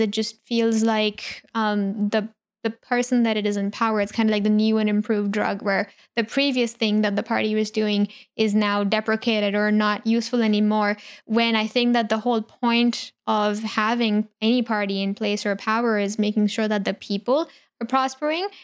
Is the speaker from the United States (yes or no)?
no; India; growing up in India